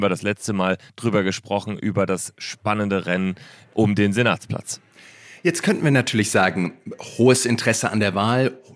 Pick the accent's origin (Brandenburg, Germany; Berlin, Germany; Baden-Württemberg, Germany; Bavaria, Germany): Berlin, Germany; Ich bin ganz traditionell in Berlin. Freue mich, dass ich zugeschaltet bin meiner alten Heimatstadt.